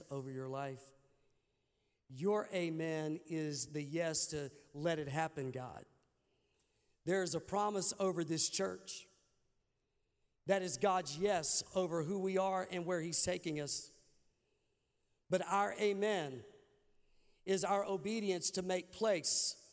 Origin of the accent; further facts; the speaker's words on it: Arkansas, United States; I'm from Arkansas